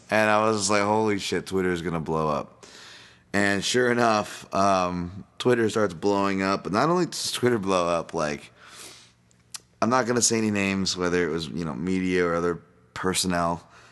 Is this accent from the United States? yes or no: yes; United States; as an American